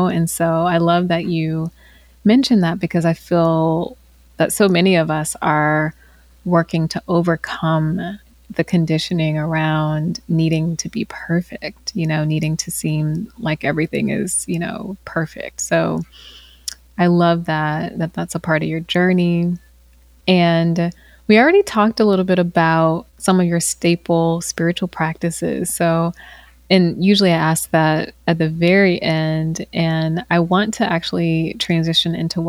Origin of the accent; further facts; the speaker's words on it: the South, United States; especially growing up in the South, moving to a predominantly white area, you know, as a teen.